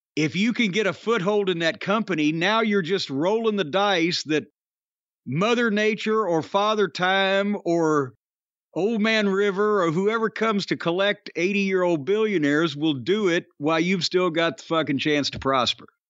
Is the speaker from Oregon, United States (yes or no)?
no; Louisville, Kentucky, United States; is in my hometown